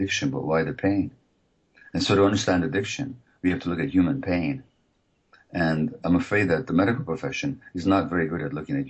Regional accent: Hungary; moved away; I'm from originally from Hungary

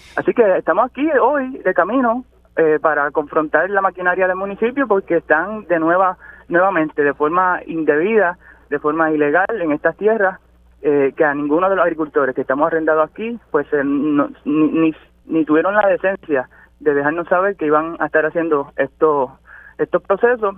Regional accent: Toa Alta, Puerto Rico; Yo soy de Bucarabones, yo soy de Toalta, nacido y criado aquí, así que sufro como cualquier otro tuerteño

